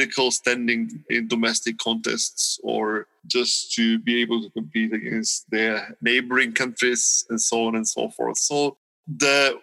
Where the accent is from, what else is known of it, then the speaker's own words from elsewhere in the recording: Bulgaria; I come from Bulgaria